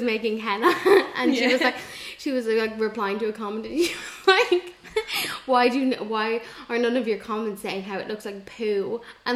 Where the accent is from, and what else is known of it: Wicklow, Leinster, Ireland